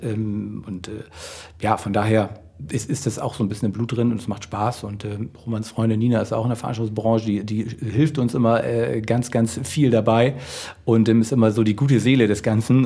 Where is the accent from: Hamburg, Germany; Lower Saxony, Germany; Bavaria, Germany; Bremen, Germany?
Hamburg, Germany; wir kommen aus Hamburg, wir wohnen, leben und äh, walten hier in Deutschland